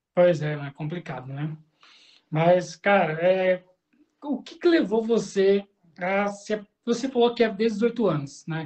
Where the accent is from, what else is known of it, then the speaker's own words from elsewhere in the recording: São Paulo, Brazil; moved away; eu cresci em São Paulo